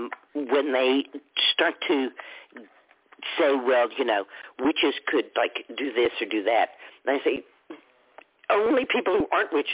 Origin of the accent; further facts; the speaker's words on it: Texas, United States; I grew up in Texas